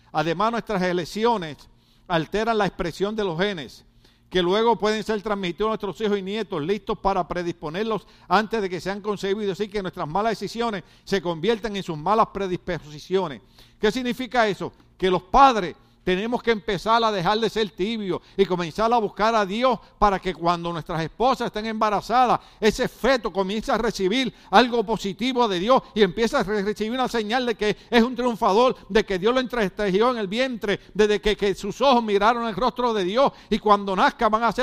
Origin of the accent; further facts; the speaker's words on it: Guatemala; moved away; Y desde que yo vine de Guatemala, todas las noticias que yo veo aparecen dos muertos todos los días en Escuincla.